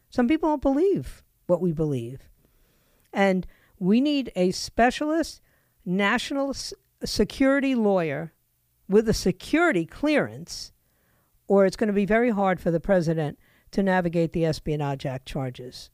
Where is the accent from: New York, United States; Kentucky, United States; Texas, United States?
New York, United States; moved away; also born or lived in Florida; I grew up in New York